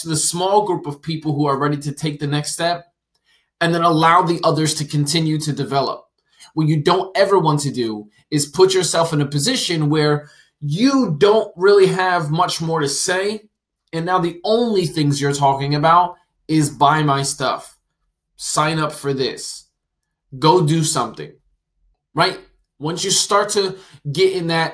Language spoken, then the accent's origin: English; New Jersey, United States; I'm from New Jersey and lived in New Jersey